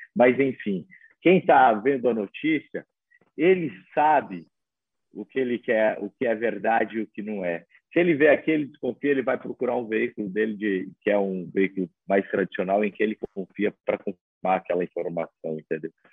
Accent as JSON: {"language": "Portuguese", "region": "Santa Catarina", "country": "Brazil", "also_born_or_lived": "Mato Grosso do Sul", "moved": "yes", "lives_now": "Acre, Brazil", "said": "eu sou catarinense, passei pelo Mato Grosso do Sul"}